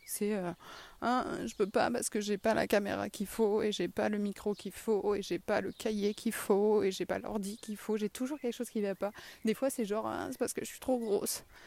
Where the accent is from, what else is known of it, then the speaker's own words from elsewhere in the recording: south-west France, France; accent: sud-ouest (south-west); mon accent du sud-ouest